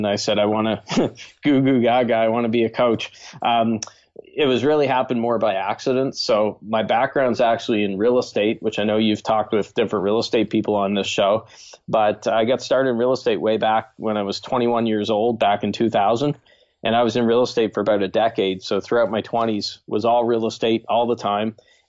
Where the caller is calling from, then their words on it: Moncton, New Brunswick, Canada; I live in Moncton, New Brunswick, Canada. It's on the east coast of Canada